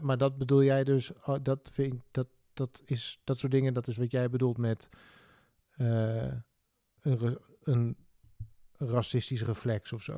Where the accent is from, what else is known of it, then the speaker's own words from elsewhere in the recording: Netherlands; wij als Nederlanders